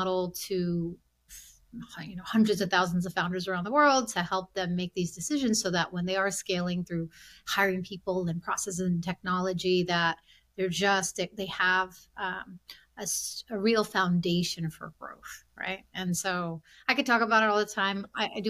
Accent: Silver Spring, Maryland, United States; also born or lived in India; Born and raised in Silver Spring. I grew up in a small business immigrant family

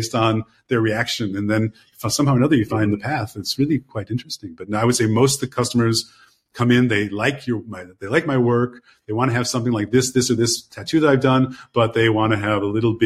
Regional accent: Chicago, Illinois, United States; I'm from Chicago

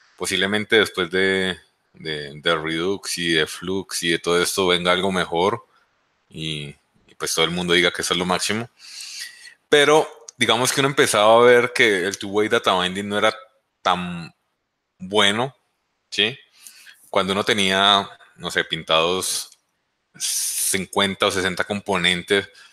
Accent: Colombia; también soy de Colombia y pues vivo en Colombia.

